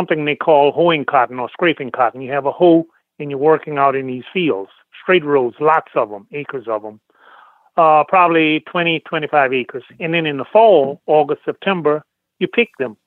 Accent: New Roads, Louisiana, United States; Born and raised in Louisiana, in a little town called New Roads, Pointe-à-Pitre Parish

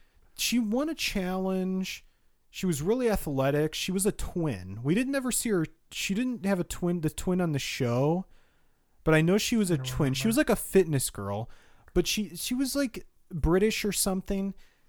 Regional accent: Illinois, United States; born there; Oh, I was born in Illinois, so I cheer for the Chicago teams.

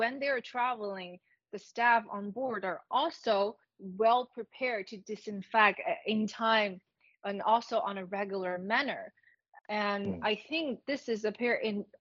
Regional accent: Greater Bay Area, Guangdong, China; I'm from the Greater Bay Area

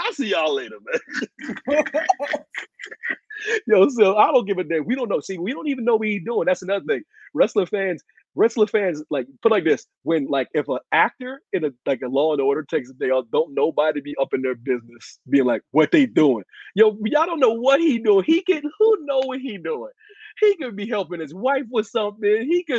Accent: Pennsylvania, United States; I'm from Pennsylvania.

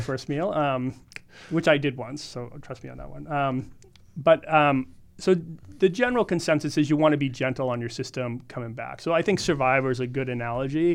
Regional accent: Boston, Massachusetts, United States; moved away as an adult; also born or lived in Hawaii / Arizona / Southern California; now in California, United States; I grew up in Boston, but I've lived my adult life between Hawaii, Arizona, Southern California mostly

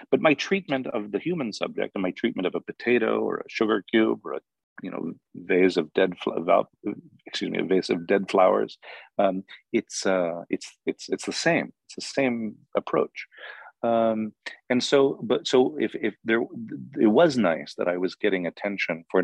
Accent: Hollywood, California, United States; But I was in Hollywood, and the autochthonous, the native species, are famous, you know, celebrities

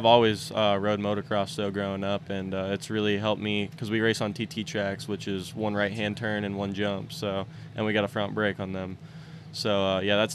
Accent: Pennsylvania, United States; I'm from Pennsylvania, and that's where it's at, is in PA

